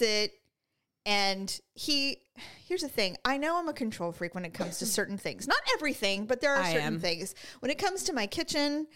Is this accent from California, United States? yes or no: yes; California, United States; we're from California